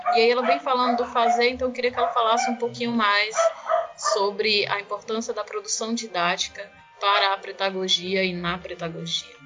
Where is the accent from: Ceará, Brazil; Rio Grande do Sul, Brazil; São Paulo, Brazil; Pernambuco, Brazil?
Ceará, Brazil; Inhamuns region; eu sou da região do Inhamuns